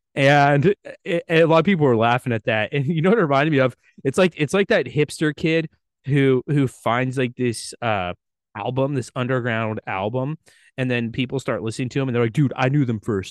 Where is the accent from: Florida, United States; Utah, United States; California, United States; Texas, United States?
California, United States; Central Valley; we grew up in the Central Valley, Ryan, in between Oakland, in between Sacramento